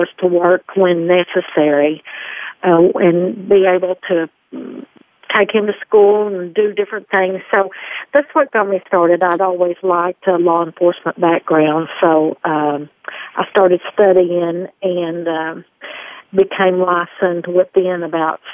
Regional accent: Arkansas, United States; accent: twang; I've been born and raised here in Arkansas.

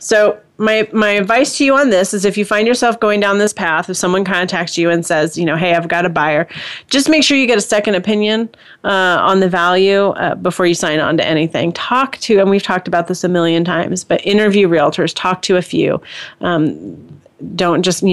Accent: Indiana, United States; I'm from Indiana, so I say Pokemon

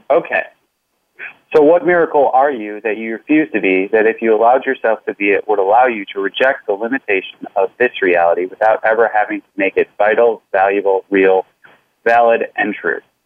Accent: Midwest, United States; I'm from the Midwest

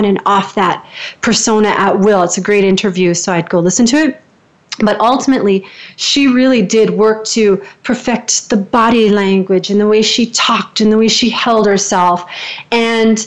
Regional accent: Canada; I'm a Canadian, so I lift at the end like I'm always asking a question

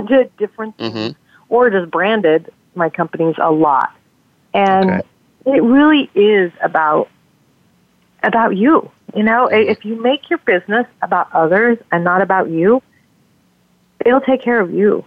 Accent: Las Vegas, Nevada, United States; I grew up in Las Vegas, Nevada, and I was raised there.

